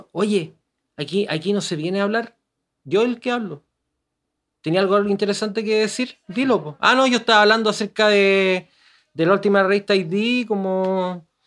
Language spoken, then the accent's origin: Spanish; Santiago, Santiago Metropolitan Region, Chile; yo soy de Gran Avenida, 22 de Gran Avenida.